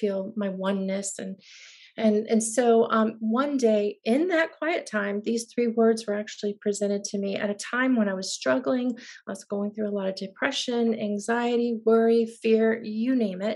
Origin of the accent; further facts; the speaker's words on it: Tampa, Florida, United States; moved away as an adult; now in Nashville, United States; I had been, as you said, born and raised in Tampa, and I'd waited quite a while to get to Nashville.